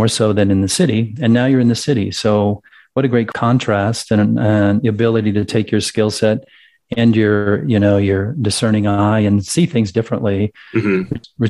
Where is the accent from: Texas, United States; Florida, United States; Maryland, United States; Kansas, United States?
Kansas, United States; also born or lived in Wisconsin / California; now in Colorado, United States; I grew up in Kansas, lived in Wisconsin and California.